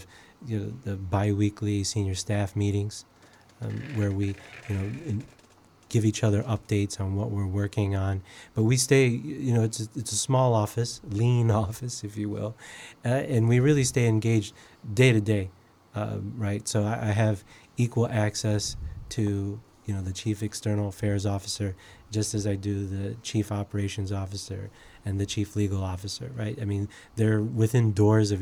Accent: Chicago, Illinois, United States; So I'm a native Chicagoan. I grew up in the Logan Square neighborhood, as well as the Belmont Cragen neighborhood.

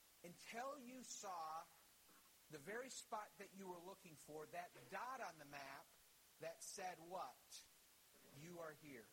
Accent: Dunbar, Wisconsin, United States; Growing up in Dunbar, Wisconsin

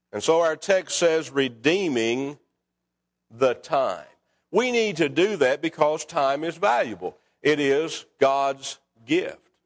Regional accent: Scottsville, Kentucky, United States; When I was a boy growing up in Scottsville, Kentucky, we lived on North Sixth Street

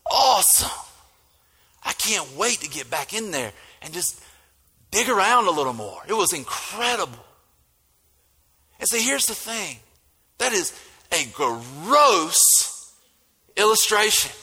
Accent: United States; accent: country; now in Statesboro, Georgia, United States

